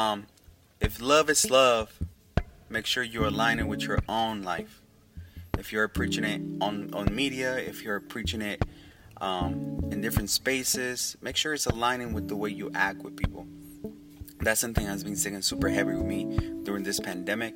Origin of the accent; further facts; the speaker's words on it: Oakland, California, United States; We're from Oakland, California.